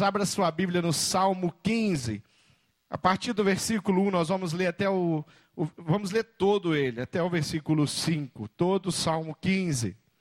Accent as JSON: {"language": "Portuguese", "country": "Brazil", "said": "como brasileiro olhando"}